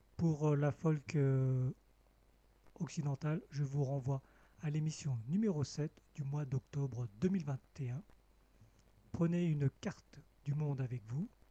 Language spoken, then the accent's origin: French; Cambodia; moved away; mon pays natal, le Cambodge